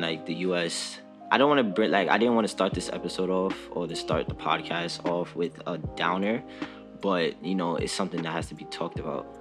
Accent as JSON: {"language": "English", "town": "New York City", "region": "New York", "country": "United States", "said": "I'm 21. I'm from the Bronx."}